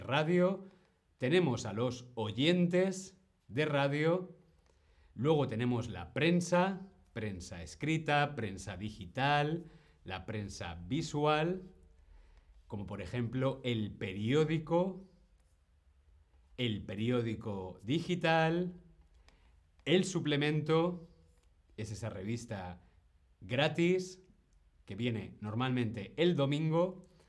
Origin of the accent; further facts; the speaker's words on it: Spain; como decimos en España